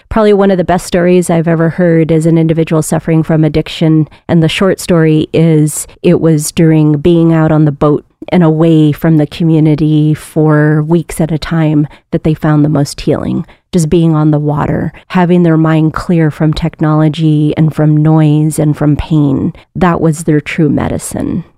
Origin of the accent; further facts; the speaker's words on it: Aleutians and Pribilofs, Alaska, United States; also born or lived in Sitka; years of doing community-based work in my region, in the Aleutians and Prevloffs